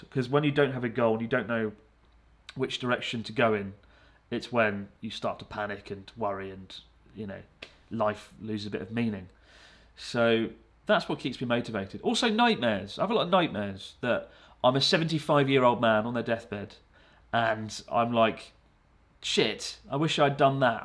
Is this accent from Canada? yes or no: no; United Kingdom; moved away as an adult; now in Japan; I don't feel like I'm just a British guy